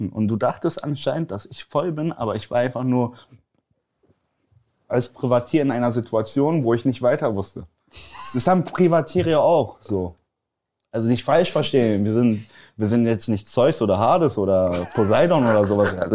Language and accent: German; Poland; Weil bei uns, guck mal, ich, ich bin ja Pole, ich weiß nicht, ob das viele wissen.